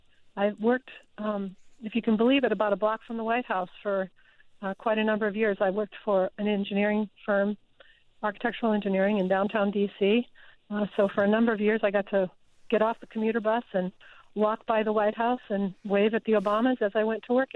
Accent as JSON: {"language": "English", "town": "Casper", "region": "Wyoming", "country": "United States", "tie": "born or raised there", "also_born_or_lived": "North Dakota / Minnesota", "moved": "as an adult", "lives_now": "Upper Marlboro, United States", "said": "somebody who grew up in Wyoming. I was born in North Dakota, lived a little bit in Minnesota, and moved to Wyoming when I was 10 and left Wyoming when I was just shy of 50 years old."}